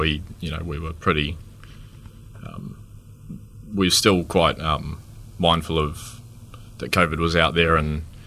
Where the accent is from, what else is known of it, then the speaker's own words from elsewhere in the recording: Dunedin, Otago, New Zealand; Born and bred in Dunedin, 25 years old at the moment